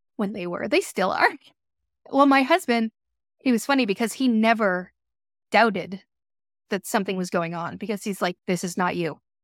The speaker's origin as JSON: {"language": "English", "country": "United States", "tie": "born or raised there", "also_born_or_lived": "Boston, Massachusetts / Florida", "moved": "as an adult", "lives_now": "Shelby Township, United States", "said": "Grew up in Boston and Florida"}